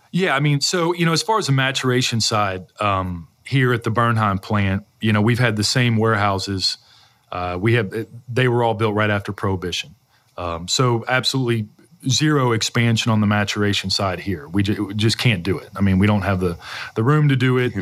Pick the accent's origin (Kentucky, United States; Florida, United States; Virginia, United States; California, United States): Kentucky, United States; Louisville; I grew up in this area. You know, I was born in Louisville